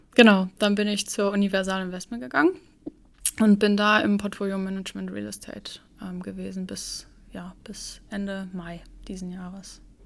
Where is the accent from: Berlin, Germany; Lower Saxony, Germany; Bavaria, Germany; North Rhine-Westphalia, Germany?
Lower Saxony, Germany; Cuxhaven; moved away as an adult; also born or lived in Luxembourg; now in Hamburg, Germany; ich komme eigentlich aus Cuxhaven, also ich bin so ein Küstenkind